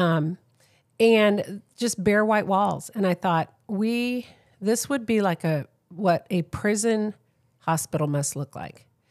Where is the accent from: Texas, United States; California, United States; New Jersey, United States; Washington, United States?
California, United States; San Diego; I'm from San Diego, San Diego